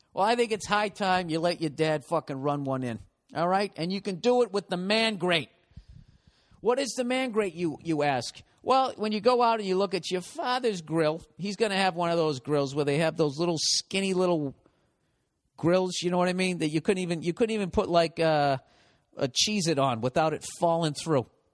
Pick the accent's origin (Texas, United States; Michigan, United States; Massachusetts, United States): Massachusetts, United States; Boston; accent: Boston